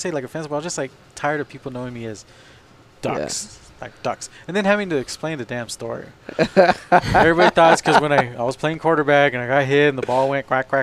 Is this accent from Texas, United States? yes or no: yes; Socorro, Texas, United States; growing up in Socorro